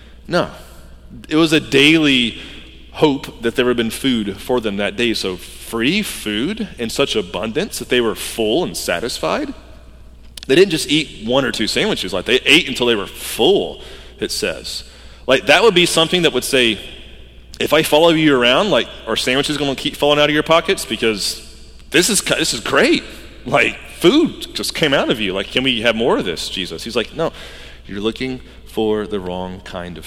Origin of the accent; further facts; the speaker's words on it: Georgia, United States; I grew up in Georgia